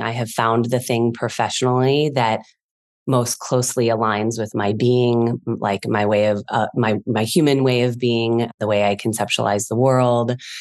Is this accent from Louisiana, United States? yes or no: no; Chicago, Illinois, United States; I'm from Chicago originally.